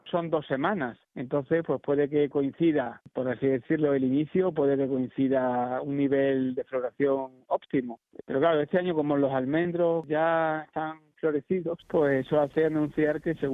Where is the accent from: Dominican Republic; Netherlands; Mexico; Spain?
Netherlands; Spanish is a second language; Yo soy de Holanda y bueno, yo tengo algunas amigas mías que están aquí de Badajoz